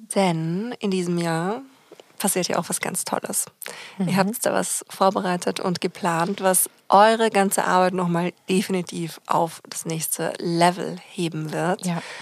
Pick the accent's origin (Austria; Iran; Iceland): Austria; bei uns in Österreich